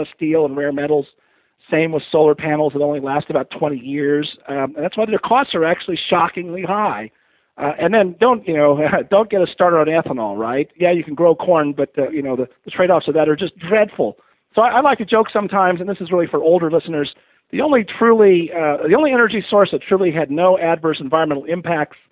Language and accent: English; Pasadena, California, United States; I grew up in the Pasadena area in L.A. in the 60s and 70s